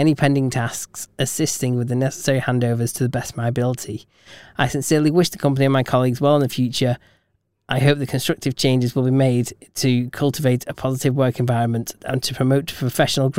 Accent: England, United Kingdom; we're English

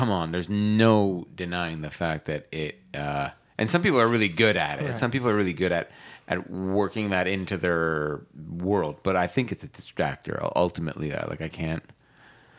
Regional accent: Oakville and Brampton, Ontario, Canada; I'm from Oakville and Brampton

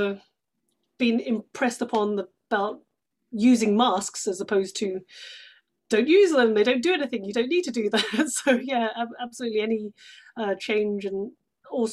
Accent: United Kingdom; accent: British; moved away as an adult; also born or lived in London / Sydney, Australia; now in Bay Area, United States; Just outside of London, but moved to London when I was 18 to do drama school

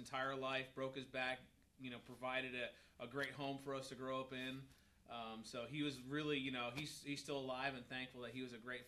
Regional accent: New York, United States; where I grew up in New York

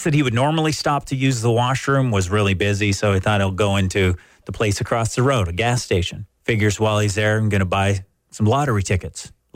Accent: Canada; Part of being Canadian

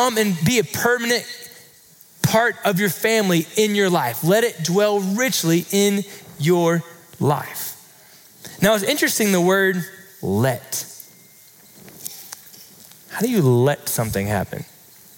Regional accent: Florida, United States; now in Texas, United States; I grew up in Florida

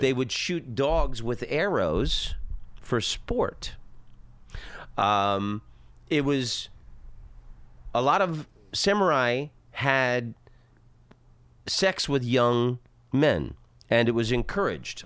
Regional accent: Oviedo, Florida, United States; moved away as an adult; also born or lived in Netherlands; where I grew up in Florida, in Oviedo

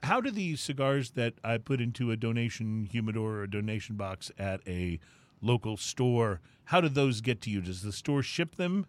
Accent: San Antonio, Texas, United States; I grew up near San Antonio

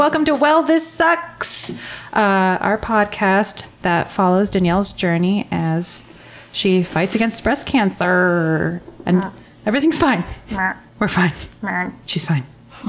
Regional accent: Florida, United States; now in Los Angeles, United States; I'm from Florida.

